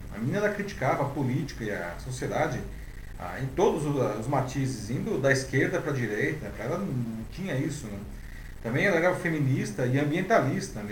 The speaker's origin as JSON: {"language": "Portuguese", "country": "Brazil", "said": "como brasileiros"}